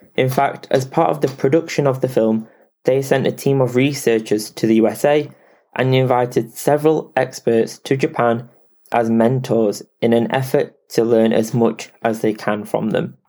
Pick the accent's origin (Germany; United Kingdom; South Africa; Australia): United Kingdom; England; I am English